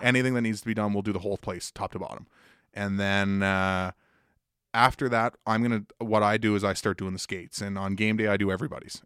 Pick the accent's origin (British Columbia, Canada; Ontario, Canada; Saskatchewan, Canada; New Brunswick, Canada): New Brunswick, Canada; Woodstock; now in Halifax, Canada; I grew up in Woodstock, New Brunswick